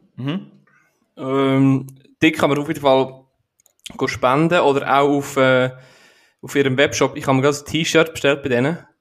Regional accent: Aargau, Switzerland; bei uns in der Schweiz, bei, bei uns im, im Aargau

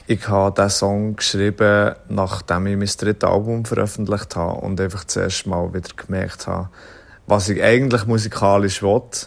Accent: Thun, Bern, Switzerland; Ich bin aufgewachsen in Thun

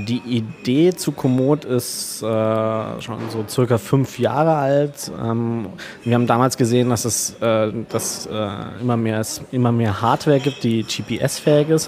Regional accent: Kleinwalsertal, Vorarlberg, Austria; moved away as an adult; also born or lived in Allgäu / Munich; now in Berlin, Germany; wir kommen ganz ursprünglich aus dem Allgäu bzw. aus dem Kleinwalsertal, also Österreich.

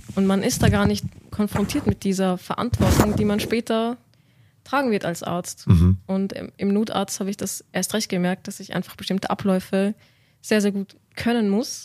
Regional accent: Vienna, Austria; moved away as an adult; now in Munich, Germany; ich bin 26 Jahre alt und ich komme aus Wien

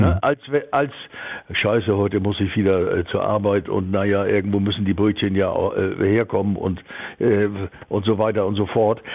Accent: Hamburg, Germany; wir waren ja so, als Jugendliche in Hamburg auf St. Pauli äh, Rock'n'Roll-Fans

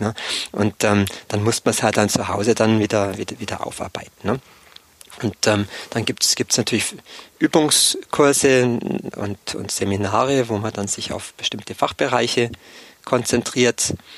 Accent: Allgäu, Bavaria, Germany; moved away as an adult; also born or lived in Erlangen; Ursprünglich komme ich aus dem Allgäu, aus dem kleinen Dorf

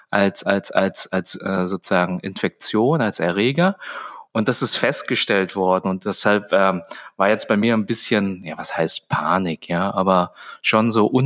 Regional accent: Baden-Württemberg, Germany; also ich komme ja hier aus Baden-Württemberg, das ist ja immer so ein bisschen gefährlich mit Zecken und so weiter.

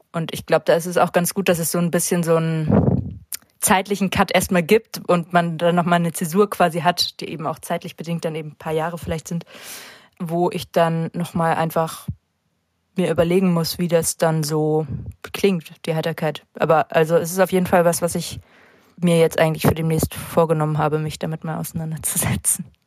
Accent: St. Peter-Ording, Schleswig-Holstein, Germany; also born or lived in Hamburg; now in Berlin, Germany; in St. Peter gibt es halt keine Musikszene, da wo ich aufgewachsen bin, St. Peter-Ording

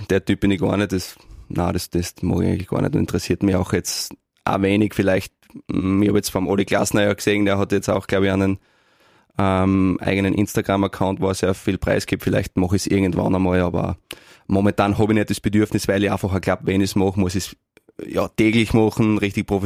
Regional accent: Neumarkt, Styria, Austria; now in Graz, Austria; ich bin Obersteirer, ich fühle mich sehr, sehr wohl, ich fühle mich ein Graz wohl, aber meine Heimat äh, ähm, ist Neumarkt

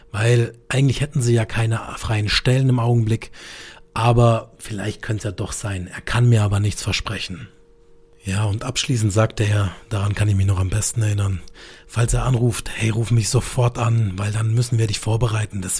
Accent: Karlsruhe, Baden-Württemberg, Germany; ich komme aus dem schönen Karlsruhe in Süddeutschland, wie man unschwer in meinem Dialekt erkennt.

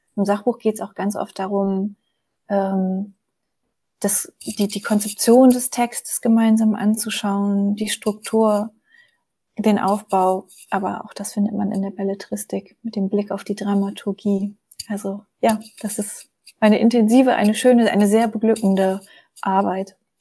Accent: Germany; moved away as an adult; also born or lived in Munich; Ich bin in der Nähe von Hamburg aufgewachsen

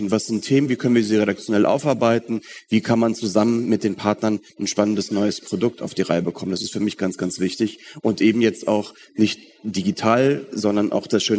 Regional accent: North Rhine-Westphalia, Germany; Ich bin im Ruhrgebiet aufgewachsen, ähm, deswegen war ich auch früher oft in Köln

